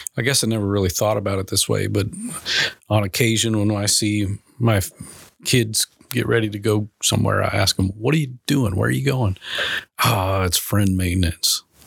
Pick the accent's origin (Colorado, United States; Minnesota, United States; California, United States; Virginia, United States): Minnesota, United States; now in Arkansas, United States; I'm originally from Minnesota, big Vikings fan